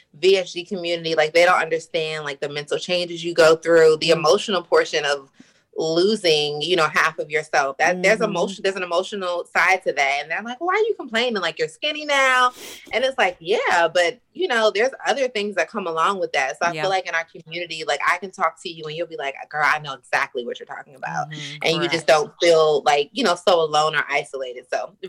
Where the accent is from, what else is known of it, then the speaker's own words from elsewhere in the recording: Maryland, United States; I am from Maryland, which we call that the DMV, but I'm from Maryland, born and raised in Maryland. I'm 33 years old. I will be 34 December 18th.